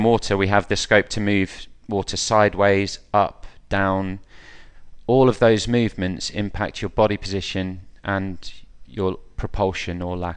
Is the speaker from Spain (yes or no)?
no; Wellingborough, East Midlands, United Kingdom; I'm from Wellingborough, so I swam at Wellingborough Swim Club as a boy